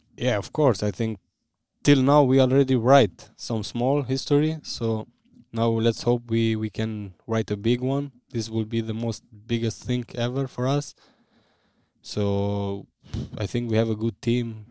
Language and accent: English; Vushtrri, Kosovo; English is a second language; moved away as an adult; now in Bremen, Germany; I was born in Vushtri. I, I lived always there.